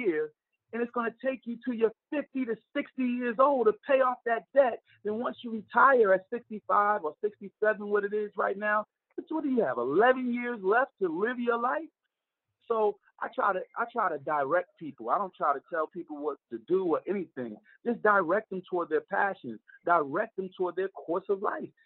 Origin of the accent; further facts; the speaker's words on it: Newark, New Jersey, United States; we're prideful dudes when it comes to Newark, New Jersey, Brick City guys, man.